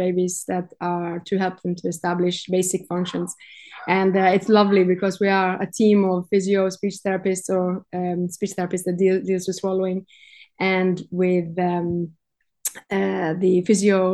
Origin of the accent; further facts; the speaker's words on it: Norway; moved away as an adult; now in Cyprus; I'm from Norway